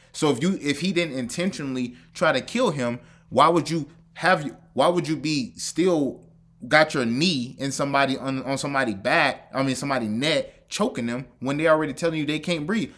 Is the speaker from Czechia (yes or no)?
no; the South, United States; I'm from the South